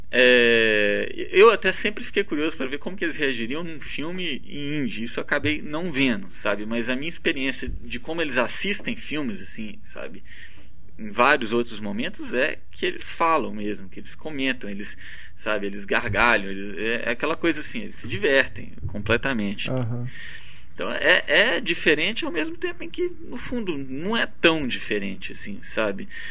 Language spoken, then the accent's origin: Portuguese; Brazil; also born or lived in India; As pessoas me perguntavam de onde você é, Brasil